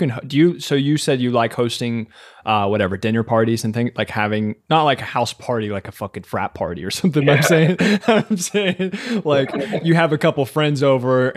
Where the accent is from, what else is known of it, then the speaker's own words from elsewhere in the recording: Kentucky, United States; I'm from Kentucky.